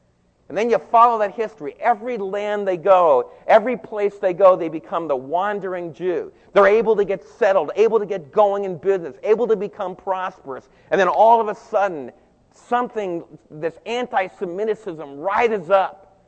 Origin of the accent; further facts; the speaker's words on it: New Jersey, United States; The Jewish friends that I grew up with in New Jersey